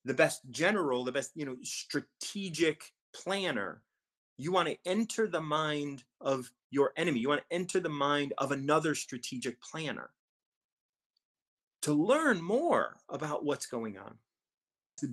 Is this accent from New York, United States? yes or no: no; Chicago, Illinois, United States; I was born and raised in Chicago